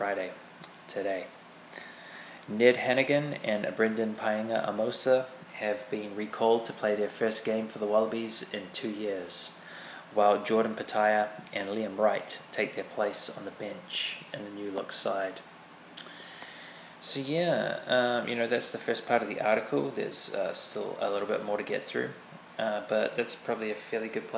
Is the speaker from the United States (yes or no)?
no; New Zealand; being a Kiwi myself